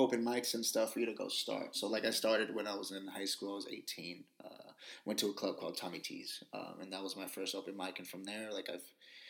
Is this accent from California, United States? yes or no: yes; Union City, California, United States; I'm from Union City, so East Bay, and I've always been here.